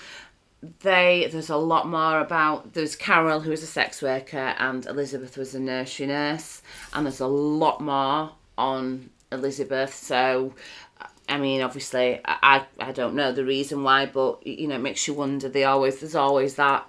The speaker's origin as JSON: {"language": "English", "region": "Yorkshire and the Humber", "country": "United Kingdom", "said": "We're from West Yorkshire"}